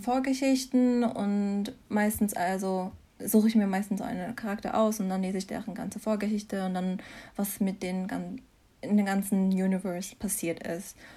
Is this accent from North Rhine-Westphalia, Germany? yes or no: no; Mannheim, Baden-Württemberg, Germany; moved away as an adult; also born or lived in Mainz; now in Freiburg, Germany; ich bin hier geboren und aufgewachsen in Mannheim